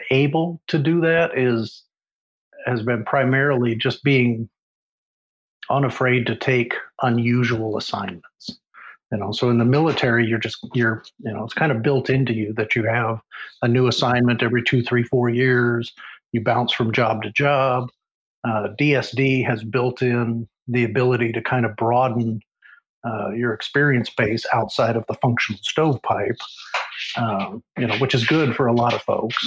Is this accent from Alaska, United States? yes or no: yes; Alaska, United States; moved away as an adult; also born or lived in Oregon / Seymour Johnson AFB, North Carolina / Misawa, Japan / Lakenheath, England; I was born in Oregon, raised in Alaska